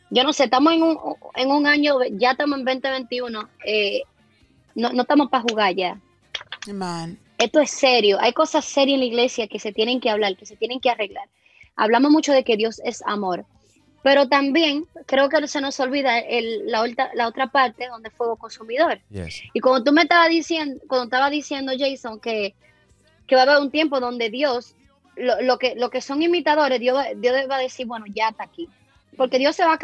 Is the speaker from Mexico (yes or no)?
no; Dominican Republic; ahí que yo soy dominicana.